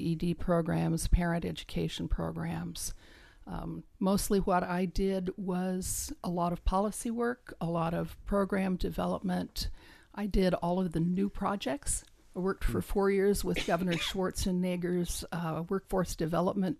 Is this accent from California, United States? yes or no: yes; Corcoran, California, United States; now in Stockton, United States; I was born in Corcoran, California